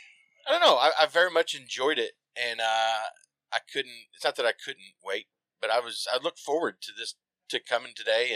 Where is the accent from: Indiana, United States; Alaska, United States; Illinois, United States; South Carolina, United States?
Indiana, United States